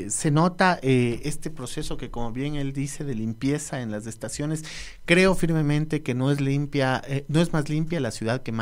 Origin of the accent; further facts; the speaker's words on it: Ecuador; es un bien que nos ha costado 2.108 millones como ecuatorianos